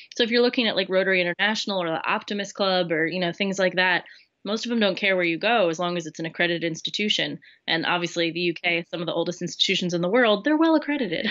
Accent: Lancaster, Pennsylvania, United States; moved away as an adult; now in Wales, United Kingdom; I'm originally from Lancaster, Pennsylvania. Um, grew up there

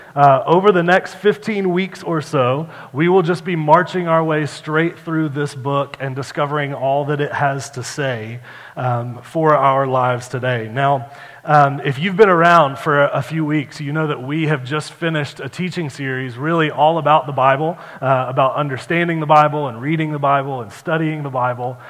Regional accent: United States; I'm an American

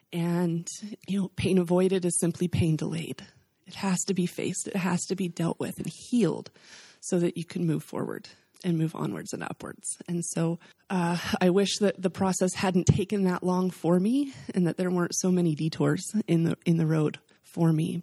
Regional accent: the South, United States; We're from the South

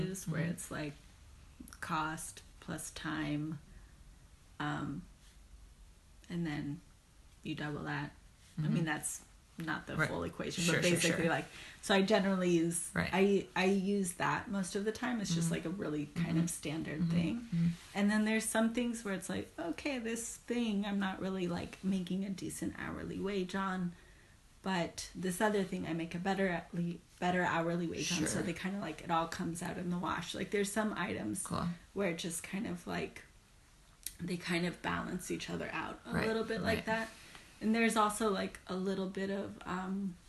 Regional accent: Marin, California, United States; moved away as an adult; also born or lived in San Francisco, California; now in Oakland, United States; I'm from Marin.

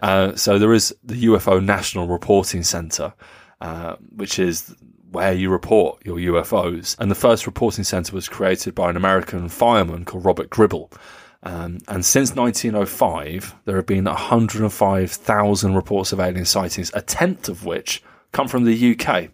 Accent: Nuremberg, Bavaria, Germany; over the skies of Nuremberg, uh, my hometown

